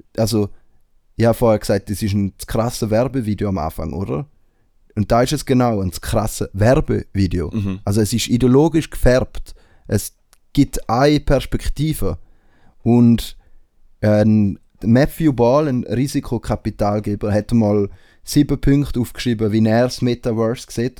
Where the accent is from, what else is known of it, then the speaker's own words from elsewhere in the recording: Switzerland; bei uns in der Schweiz